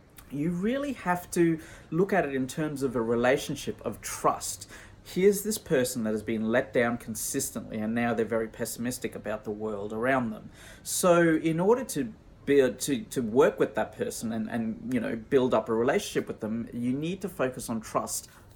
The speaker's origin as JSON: {"language": "English", "country": "Australia", "tie": "born or raised there", "also_born_or_lived": "Sri Lanka", "said": "I was born in Australia"}